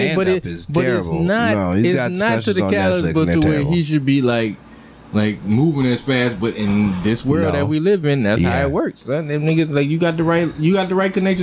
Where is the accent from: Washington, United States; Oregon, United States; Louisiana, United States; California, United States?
Louisiana, United States; New Orleans; moved away as an adult; also born or lived in Los Angeles / New York / Atlanta; when I came home, New Orleans